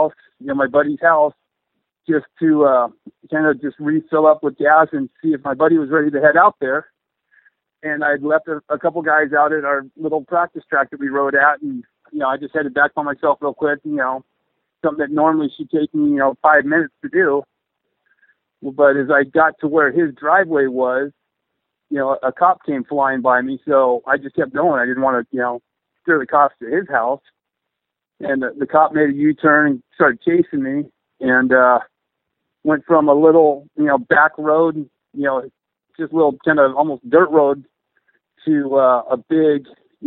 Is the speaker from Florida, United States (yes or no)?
no; Southern California, United States; being a motocrosser growing up in SoCal